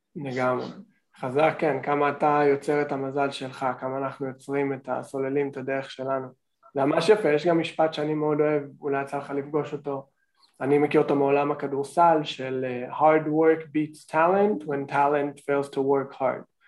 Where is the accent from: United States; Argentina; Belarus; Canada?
Canada; moved away as an adult; now in Israel; אני מקנדה, אני הייתי בקנדה 14 שנה בתיכון ובקולג'ים